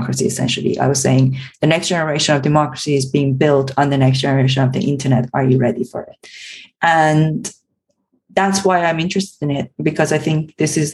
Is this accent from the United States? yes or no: no; Iran; moved away; I was born and brought up in Iran